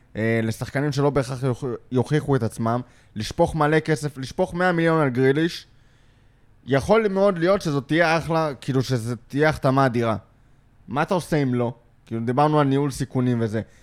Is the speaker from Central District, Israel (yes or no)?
yes; Lod, Central District, Israel; גדלתי בלוד